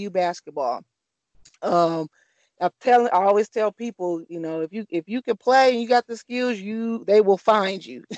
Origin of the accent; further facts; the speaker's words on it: Flint, Michigan, United States; I'm just a kid from Flint, Michigan, born and raised